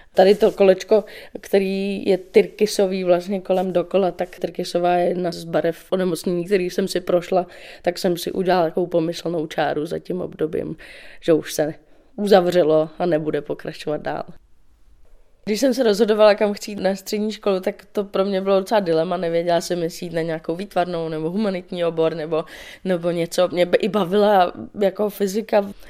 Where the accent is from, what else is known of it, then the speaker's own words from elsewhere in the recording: Dobřichovice, Central Bohemian Region, Czechia; now in Prague, Czech Republic; Já jsem uh, z Dobřichovy, což je kousíček od Prahy.